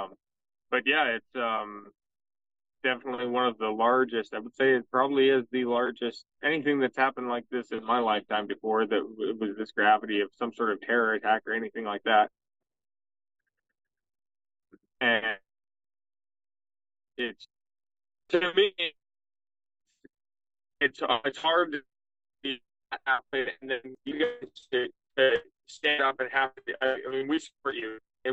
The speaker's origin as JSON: {"language": "English", "region": "Montana", "country": "United States", "said": "I'm 24 years old. I'm from Montana."}